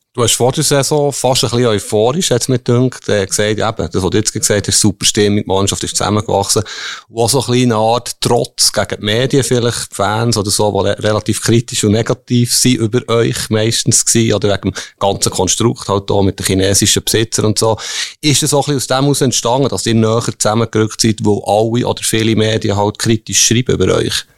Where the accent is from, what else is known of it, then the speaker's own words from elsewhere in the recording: Bern, Switzerland; ich komme ja aus Bern